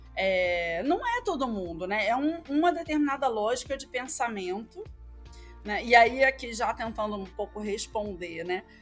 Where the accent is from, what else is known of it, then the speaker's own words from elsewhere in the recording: Rio de Janeiro, Brazil; accent: carioca; now in Maranhão, Brazil; carioca, como não conseguiria esconder, mesmo que se eu quisesse, pelo meu sotaque